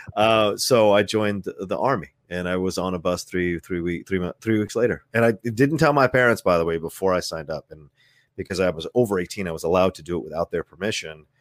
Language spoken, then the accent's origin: English; Virginia, United States; also born or lived in Philadelphia, Pennsylvania; I was born in Philly, but I was raised in Virginia since I was one years old